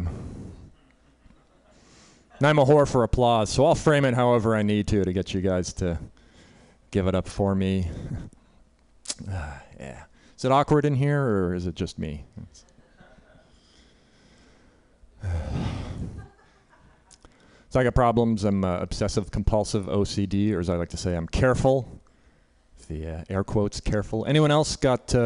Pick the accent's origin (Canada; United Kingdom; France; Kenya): Canada; now in United States; So I'm Canadian. I grew up in Canada